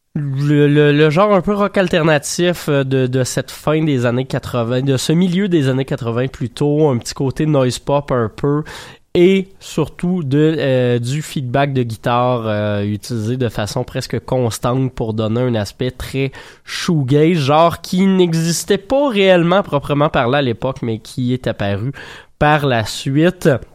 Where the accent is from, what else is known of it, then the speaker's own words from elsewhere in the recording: Saint-Hyacinthe, Quebec, Canada; je viens de Saint-Hyacinthe.